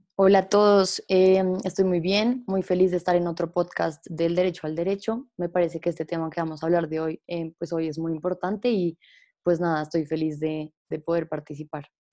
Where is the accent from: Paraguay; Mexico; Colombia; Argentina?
Colombia; nosotros como abogados y como personas y como colombianos